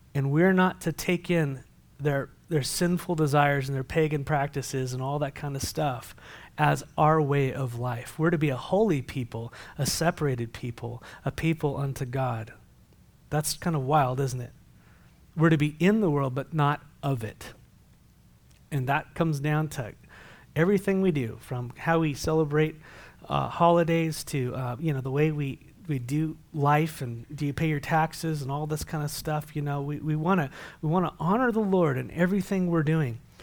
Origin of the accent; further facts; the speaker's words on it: San Diego, California, United States; moved away; I come from San Diego